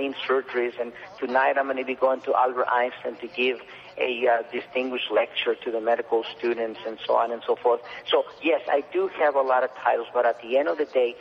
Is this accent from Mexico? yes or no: yes; Mexico; moved away as an adult; now in United States; I was from Mexico